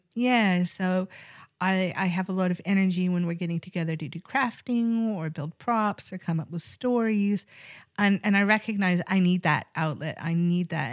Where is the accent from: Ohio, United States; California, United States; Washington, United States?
Washington, United States; Seattle; I grew up, uh, predominantly in Seattle, Washington